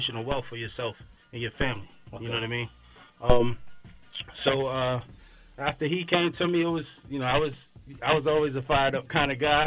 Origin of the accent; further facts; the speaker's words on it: Maryland, United States; now in Atlanta, United States; I'm from Maryland